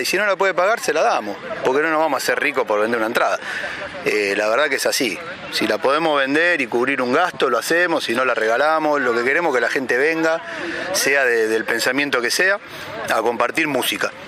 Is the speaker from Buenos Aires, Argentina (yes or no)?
yes; Buenos Aires, Argentina; also born or lived in Liniers, Buenos Aires; Yo soy fanático acá de Flores, ¿viste? Por ejemplo. Es el barrio por el que anduve siempre. Vivo en Linier